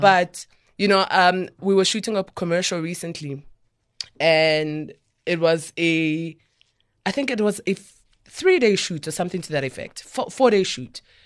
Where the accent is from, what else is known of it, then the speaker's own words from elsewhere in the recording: Soweto, Gauteng, South Africa; I'm a girl from Soweto